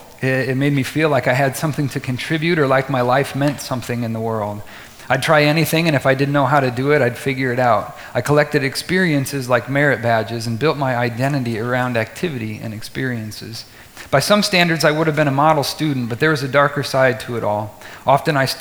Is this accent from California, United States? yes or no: no; Vinton, Iowa, United States; our family moved from the town to a mid-1800s acreage just outside of Vinton that needed a lot of TLC